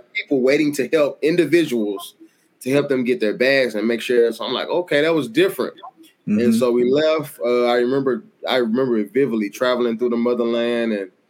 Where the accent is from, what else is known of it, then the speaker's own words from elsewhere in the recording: the South, United States; like, oh, I'm just from the South. You know, I'm not really up on a lot of stuff. I grew up poor